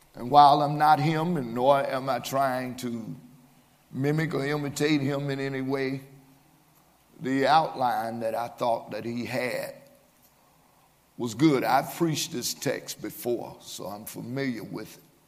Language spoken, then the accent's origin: English; Birmingham, Alabama, United States; I was raised here in Birmingham in a two parent home